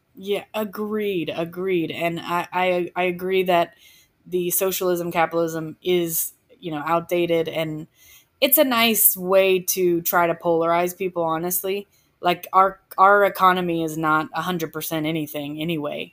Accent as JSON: {"language": "English", "area": "just west of Atlanta", "region": "Georgia", "country": "United States", "tie": "born or raised there", "said": "I am from the South. Um, I grew up just west of Atlanta."}